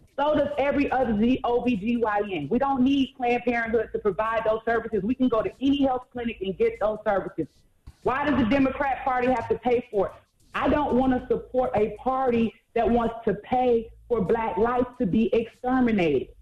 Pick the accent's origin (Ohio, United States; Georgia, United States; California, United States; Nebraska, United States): Georgia, United States; Atlanta; I am from Atlanta. Been there most of my life.